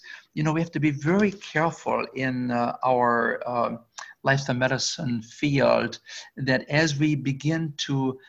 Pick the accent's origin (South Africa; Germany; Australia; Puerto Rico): Germany; English is a second language; moved away; also born or lived in Canada; I used to live in Canada when I came from Germany.